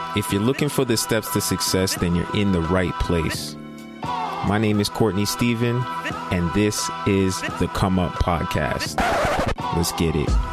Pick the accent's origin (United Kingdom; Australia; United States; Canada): Canada; Greater Toronto Area, Ontario; growing up in the Greater Toronto Area